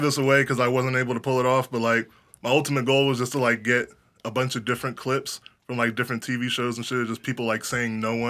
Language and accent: English; Harrisburg, Pennsylvania, United States; now in St. Louis, United States; I'm not from St. Louis. I'm actually from Harrisburg, Pennsylvania. Which is like over East Coast.